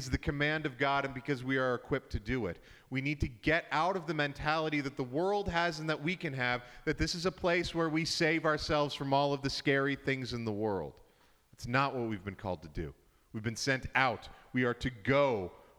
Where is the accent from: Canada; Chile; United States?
Canada; now in Edmonton, Canada; we're very Canadian